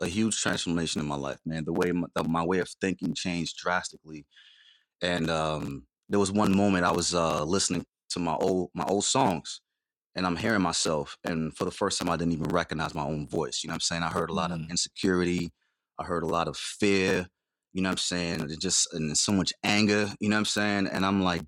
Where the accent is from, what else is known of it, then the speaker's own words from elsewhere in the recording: New York City, New York, United States; moved away as an adult; also born or lived in Dominica; I was born in Dominica in the West Indies, grew up in Queens